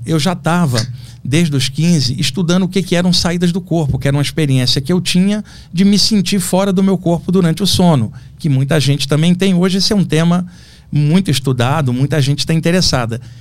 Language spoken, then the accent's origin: Portuguese; Rio de Janeiro, Brazil; lá no Rio de Janeiro, onde, onde eu nasci